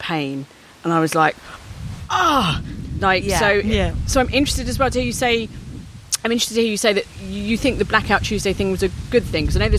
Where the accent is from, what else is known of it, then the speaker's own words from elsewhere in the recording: London, United Kingdom; I did grow up in Peckham